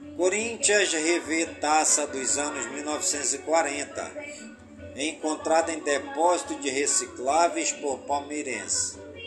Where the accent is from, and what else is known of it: Careiro da Várzea, Amazonas, Brazil; born or raised there